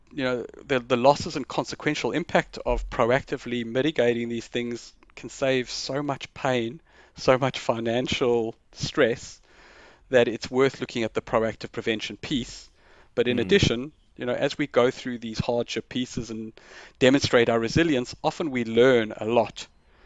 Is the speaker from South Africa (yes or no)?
yes; South Africa; I grew up in South Africa